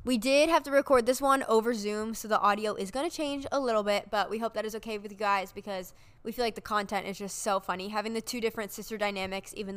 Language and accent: English; Erie, Pennsylvania, United States; moved away; I'm from Erie